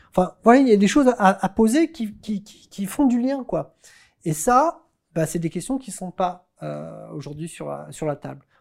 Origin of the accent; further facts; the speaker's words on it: Normandy, France; Je viens de Normandie